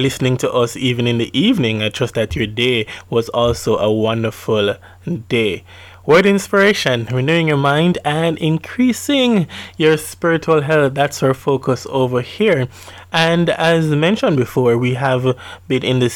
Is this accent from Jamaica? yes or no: yes; Jamaica; Jamaicans can be very creative. Not can be. We are creative people.